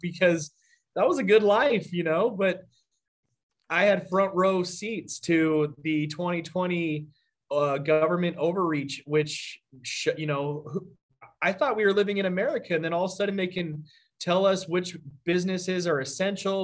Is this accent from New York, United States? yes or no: no; Arizona, United States; I'm from Arizona and born and raised here